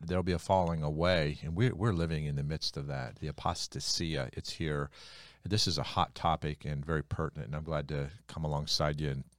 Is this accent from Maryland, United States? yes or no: no; New York, United States; We're from New York